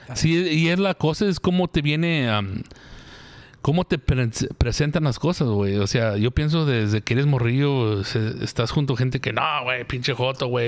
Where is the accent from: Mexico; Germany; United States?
United States; yo soy americano